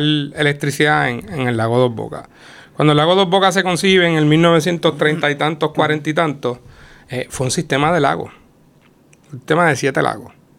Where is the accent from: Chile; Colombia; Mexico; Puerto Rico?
Puerto Rico; Utuado; Yo soy del pueblo de Utuado